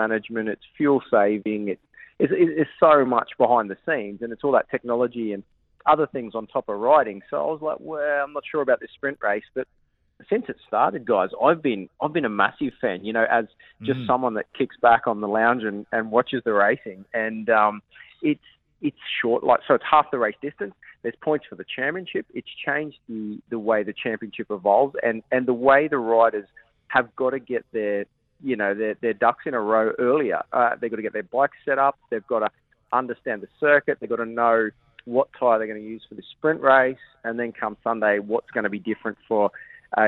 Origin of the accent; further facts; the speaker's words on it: Queensland, Australia; I'm from Queensland